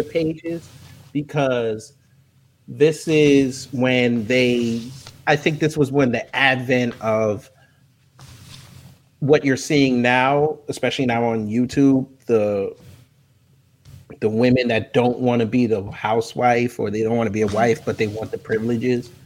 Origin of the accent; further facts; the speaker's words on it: New York, United States; I'm from New York